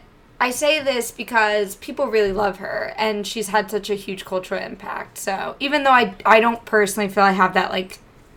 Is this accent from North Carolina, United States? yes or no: yes; Charlotte, North Carolina, United States; I grew up in Charlotte.